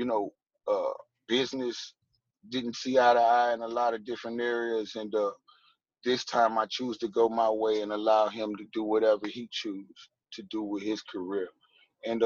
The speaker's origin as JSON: {"language": "English", "town": "Nashville", "region": "Tennessee", "country": "United States", "tie": "born or raised there", "said": "I'm born and raised here from Nashville, Tennessee"}